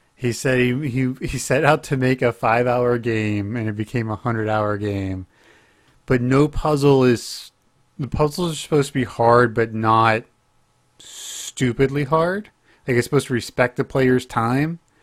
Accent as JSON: {"language": "English", "region": "Oklahoma", "country": "United States", "tie": "born or raised there", "moved": "yes", "said": "I'm being from my home state"}